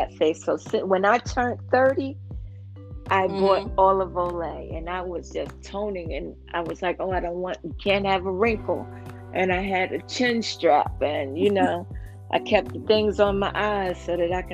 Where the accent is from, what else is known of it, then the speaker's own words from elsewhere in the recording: New York, United States; I'm a New Yorker